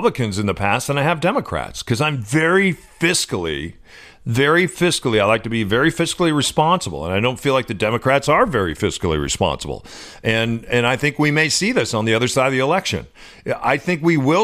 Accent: Illinois, United States; now in Seattle, United States; I grew up in Illinois, you vote the ticket.

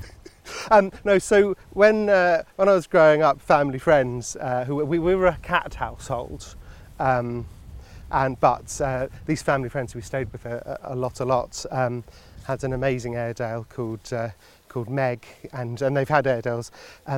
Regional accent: London, United Kingdom; moved away as an adult; now in Oxfordshire, United Kingdom; I've always lived in London. I guess I've sort of associated myself with being a Londoner

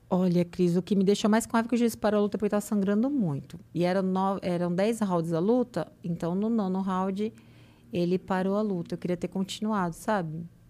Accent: São Paulo, Brazil; now in Santos, Brazil; eu sou de São Paulo

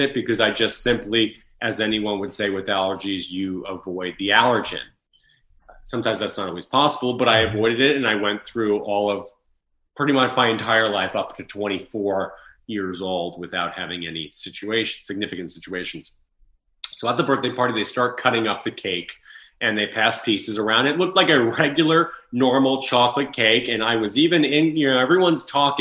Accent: Long Island, New York, United States; moved away as an adult; also born or lived in Connecticut / Los Angeles, California; So I was born and raised in Long Island, New York, and I went to school in Connecticut.

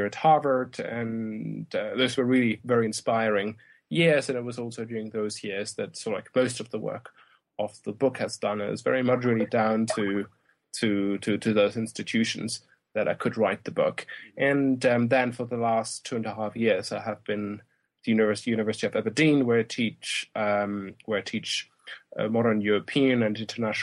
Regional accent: Germany; moved away as an adult; also born or lived in Oxford, United Kingdom / Glasgow, United Kingdom / United States; I grew up in Germany

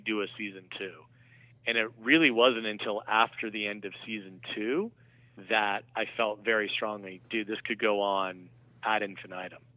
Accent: Vienna, Virginia, United States; I was born and raised in Vienna, Virginia

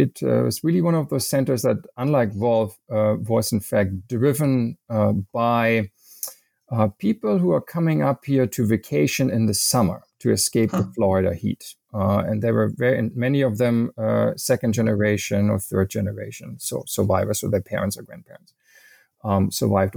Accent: western Germany, Germany; English is a second language; moved away as an adult; now in United States; I am not born in the United States, but also, in fact, from Germany, even from the western part. I've been here for about 25 years

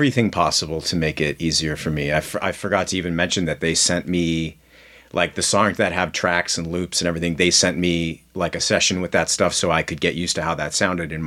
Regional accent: Canada; moved away as an adult; now in Los Angeles, United States; being Canadian and being, having grown up there

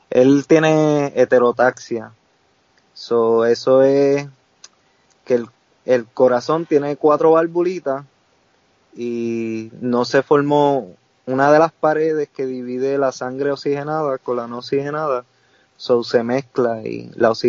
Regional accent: Salinas, Puerto Rico; moved away as an adult; now in Philadelphia, United States; soy de Salinas y allá es campo

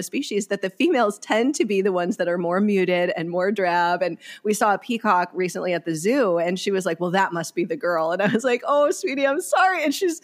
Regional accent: Wisconsin, United States; now in California, United States; I grew up in Wisconsin

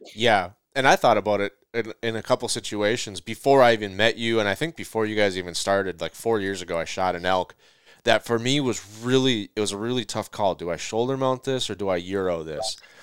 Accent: Minnesota, United States; I'm from Minnesota

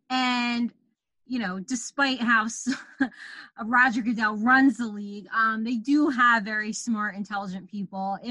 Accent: New Jersey, United States; I'm from the Garden State. Our state vegetable is a tomato.

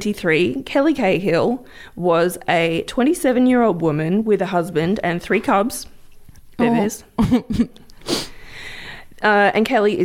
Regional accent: Victoria, Australia

